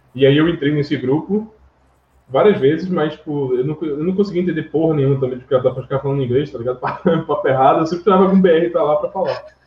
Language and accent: Portuguese; Northeast Region, Brazil; Eu cresci aqui no Nordeste